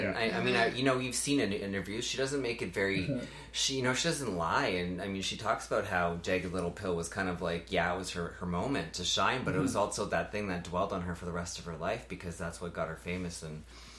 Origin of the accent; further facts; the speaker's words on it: Trout Creek, Ontario, Canada; So I was born and raised in a small town outside of North Bay called Trout Creek. I was born on a farm on a dead end. Me and my sister and my two parents, and then we lived on a dead end with all the rest of my family